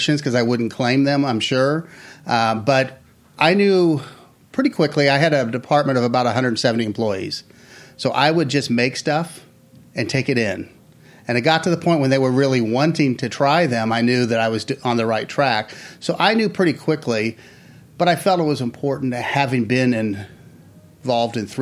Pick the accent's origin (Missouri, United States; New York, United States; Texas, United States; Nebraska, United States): Missouri, United States; Kansas City; now in Florida, United States; I'm from Kansas City. I was going back the next week to see my dad